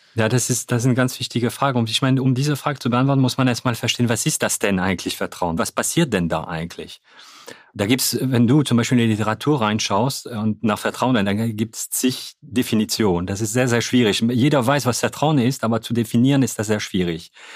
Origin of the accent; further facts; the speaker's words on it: Hauts-de-France, France; German is a second language; moved away as an adult; also born or lived in Cologne, Germany; now in Germany; ich bin Franzose, ich bin äh, ja in Nordfrankreich geboren.